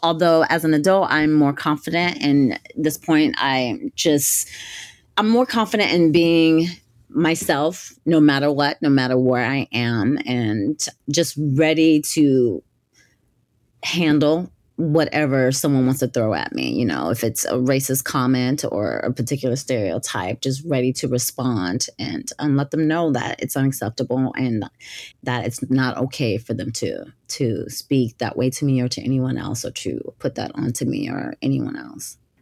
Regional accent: Gulf Coast, Northwest Florida, United States; I grew up in the South, I grew up in Florida and on the Northwest part of Florida along the Gulf Coast.

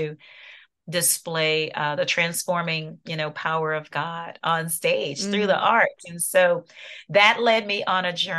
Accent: New Orleans, Louisiana, United States; now in Atlanta, United States; I'm in Atlanta, Georgia. That's where we reside now. I'm originally from New Orleans, Louisiana

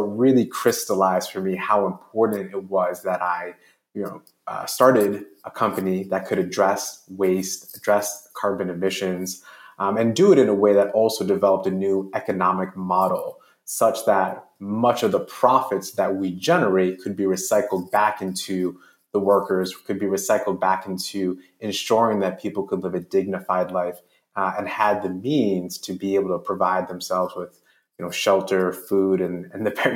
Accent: New York City, New York, United States; I grew up in Jamaica, Queens, in New York City

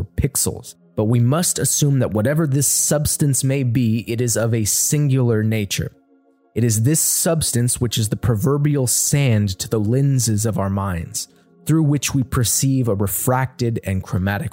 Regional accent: United States; my home country of the United States

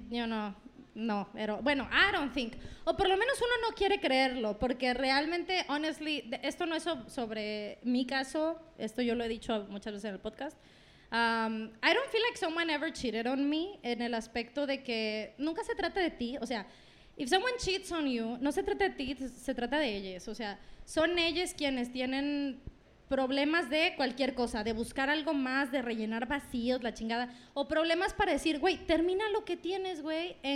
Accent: Querétaro, Mexico; hola, yo soy de Querétaro. no, pero eh, soy de Querétaro, pero voy para Mazatlán.

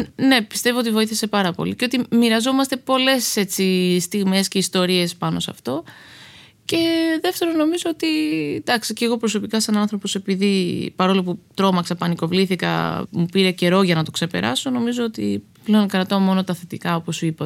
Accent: Karpenisi, Central Greece, Greece; moved away as an adult; also born or lived in Athens / Lamia / New York / Los Angeles; now in Spetses, Greece; εγώ μεγάλωσα στο Καρπενήσι

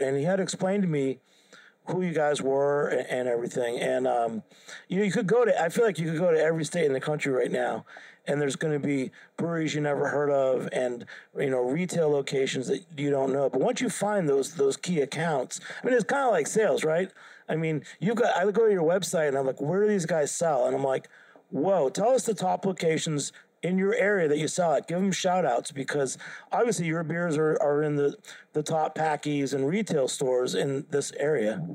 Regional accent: Haverhill, Massachusetts, United States; my hometown was Haverhill, Mass.

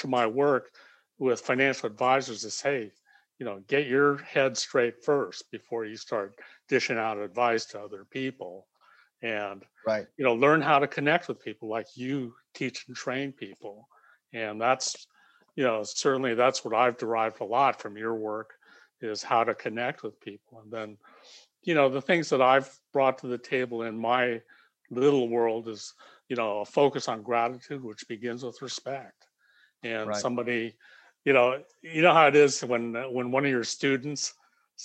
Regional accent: United States; So I'm Japanese American, but I was born in America.

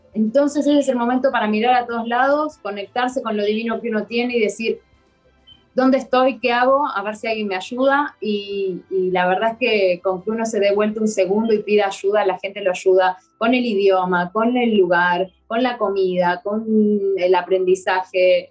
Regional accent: Buenos Aires, Argentina; moved away as an adult; now in Varanasi, India; yo soy de Argentina, Buenos Aires, y, y vine a vivir a Varanasi, India

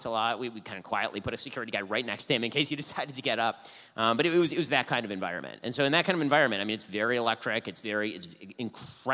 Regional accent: United States; I'd always felt as an American Jew

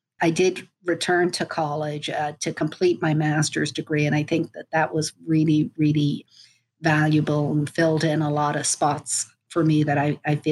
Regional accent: Dublin, Leinster, Ireland; moved away as an adult; also born or lived in Frankfurt, Germany / St. Louis, United States; now in United States; I grew up in Dublin

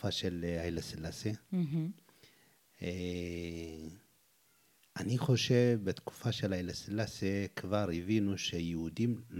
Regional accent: Wolleka, Amhara, Ethiopia; Hebrew is a second language; moved away as an adult; בגיל 19 עליתי, נולדתי בכפר אה, קטן, חמוד וולקה, שהוא כפר אה, יחסית מפורסם, גם בגלל האנשים שהיו שם.

